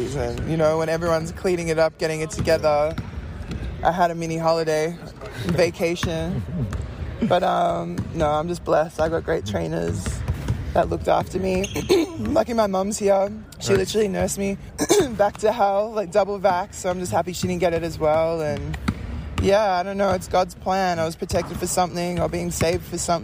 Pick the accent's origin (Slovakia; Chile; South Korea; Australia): Australia; moved away as an adult; I grew up playing in Australia